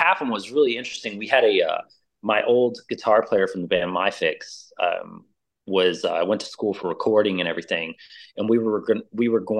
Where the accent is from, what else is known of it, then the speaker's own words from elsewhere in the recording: New Orleans, Louisiana, United States; now in Austin, United States; I'm originally from New Orleans. I came over to Texas.